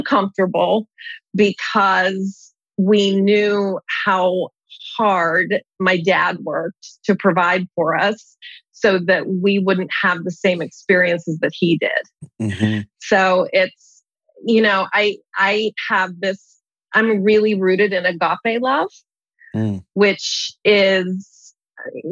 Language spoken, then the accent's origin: English; Pittsburgh, Pennsylvania, United States; I was born and raised in Pittsburgh, Pennsylvania